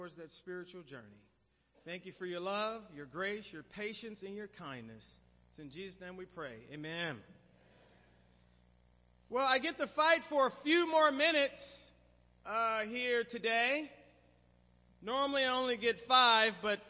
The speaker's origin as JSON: {"language": "English", "town": "Oakland", "region": "California", "country": "United States", "tie": "born or raised there", "said": "my hometown, Oakland"}